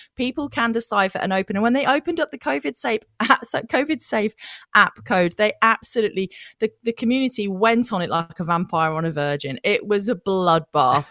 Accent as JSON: {"language": "English", "country": "Australia"}